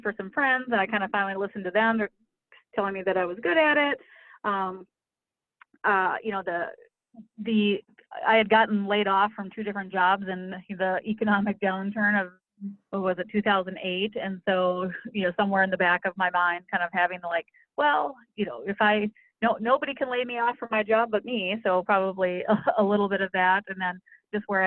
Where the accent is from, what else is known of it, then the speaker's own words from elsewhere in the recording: Minneapolis, Minnesota, United States; I'm from Minnesota, lived here in the Twin Cities all my life